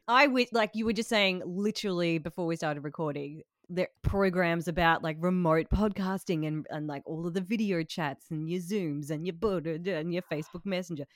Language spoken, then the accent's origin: English; Tasmania, Australia; I am from Tasmania